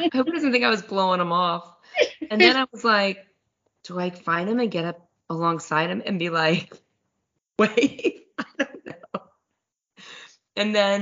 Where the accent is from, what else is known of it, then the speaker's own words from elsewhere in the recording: Cincinnati, Ohio, United States; my hometown, Cincinnati